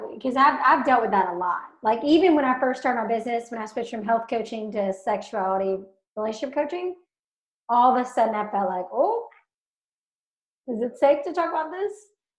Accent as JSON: {"language": "English", "region": "Alabama", "country": "United States", "tie": "born or raised there", "said": "growing up in Alabama, programming around sexuality, mm-hmm. and growing up religious."}